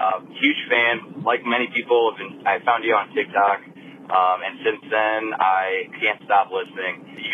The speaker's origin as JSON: {"language": "English", "region": "Illinois side", "country": "United States", "tie": "born or raised there", "moved": "as an adult", "lives_now": "Ohio, United States", "said": "I grew up on the Quad Cities, Illinois side, so it's kind of fun hearing all the references to Iowa. We moved to Ohio a few years back, so it's kind of bringing us back home."}